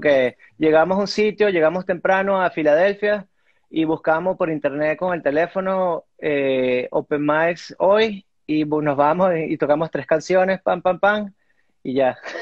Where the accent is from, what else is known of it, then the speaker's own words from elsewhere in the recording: Venezuela; moved away as an adult; also born or lived in Miami; now in United States; yo nací en Miami y, me crié en, Venezuela. Hasta los, hasta los 18 años viví allá